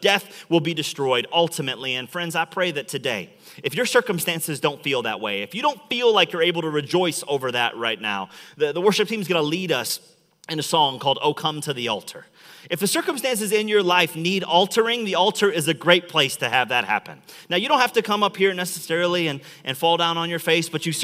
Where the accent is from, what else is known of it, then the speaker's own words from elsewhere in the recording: Chicago, Illinois, United States; now in Metro Detroit, United States; I'm from Chicago